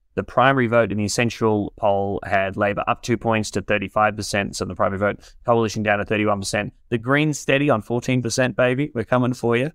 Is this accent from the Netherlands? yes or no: no; Warrnambool, Victoria, Australia; moved away; Peter Reed from my hometown in Warrnambool